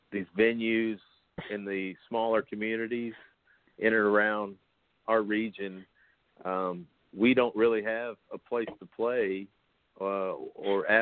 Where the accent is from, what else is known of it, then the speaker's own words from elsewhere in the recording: Bowling Green, Kentucky, United States; I'm from Bowling Green, Kentucky.